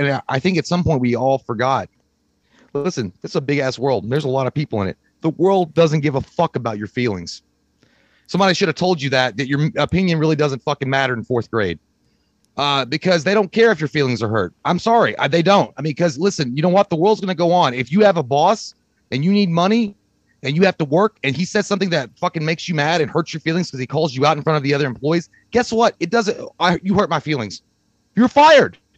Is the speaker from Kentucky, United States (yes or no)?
yes; Kentucky, United States; We're, we're dumb shitheads from Kentucky.